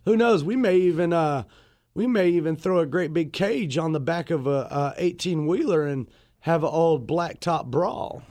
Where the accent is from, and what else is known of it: Raeford, North Carolina, United States; also born or lived in Fayetteville, North Carolina